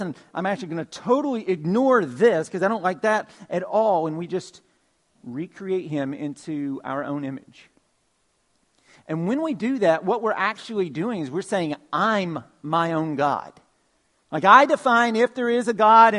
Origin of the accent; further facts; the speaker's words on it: Georgia, United States; Growing up in Georgia, one of the things that I loved to do was to go to Six Flags over Georgia